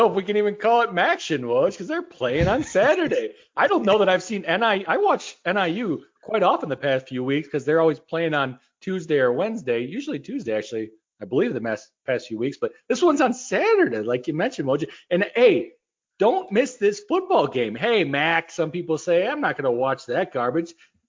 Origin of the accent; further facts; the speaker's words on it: Midwest, United States; we're from the Midwest.